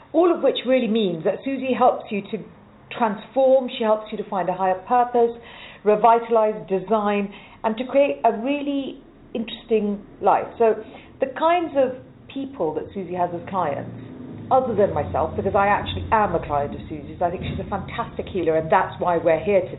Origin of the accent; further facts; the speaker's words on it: Malawi; I grew up in Africa, in Malawi